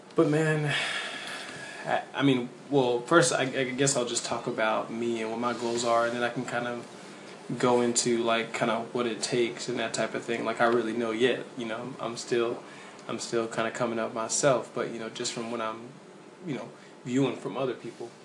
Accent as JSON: {"language": "English", "town": "Nashville", "region": "Tennessee", "country": "United States", "moved": "as an adult", "lives_now": "North Carolina, United States", "said": "I'm originally from Antioch, Tennessee. You know, 615 is, is my heart"}